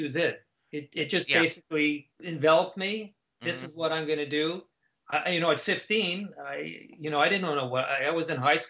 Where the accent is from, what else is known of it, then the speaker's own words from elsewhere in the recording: Canada; Growing up in Canada, we were exposed to the same type of folk music.